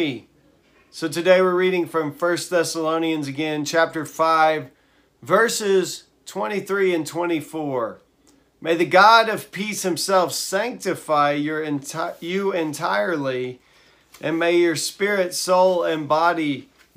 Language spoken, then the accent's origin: English; Texas, United States; I'm from Texas